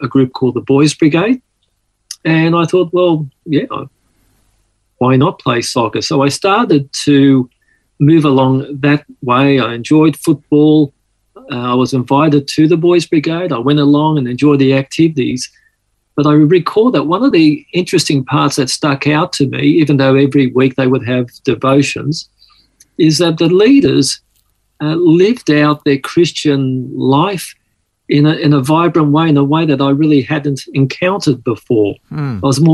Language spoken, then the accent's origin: English; Sydney, New South Wales, Australia; accent: Aussie; also born or lived in Malta / Mykolaiv, Ukraine; I grew up here in Sydney